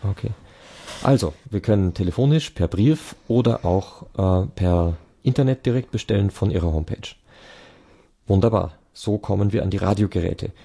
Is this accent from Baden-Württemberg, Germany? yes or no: no; near Berchtesgaden, Bavaria, Germany; moved away; in der Nähe dort meine alte Heimat ist